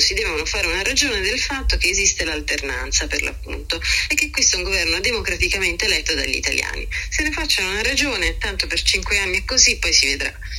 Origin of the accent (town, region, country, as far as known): Italy